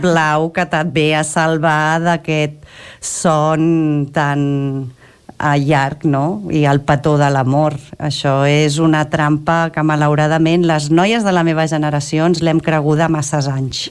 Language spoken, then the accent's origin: Catalan; Cànoves, Catalonia, Spain; jo també sóc filla de Cànoves